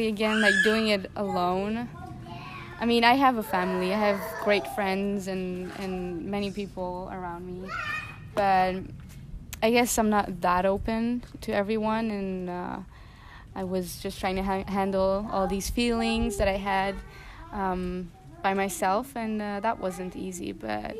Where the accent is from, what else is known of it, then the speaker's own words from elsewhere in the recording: Nagybajcs, Győr-Moson-Sopron, Hungary; moved away as an adult; also born or lived in Switzerland; now in Luxembourg; So I come from a small town in Hungary. It's called Nagybajcs. And I grew up mostly there